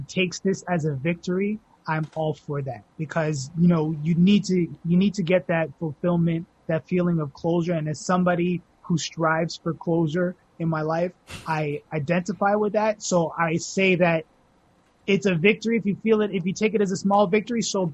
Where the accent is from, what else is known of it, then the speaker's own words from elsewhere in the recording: Toronto, Ontario, Canada; my entire life I've grown up, Dundas is such a integral part of everything I've grown up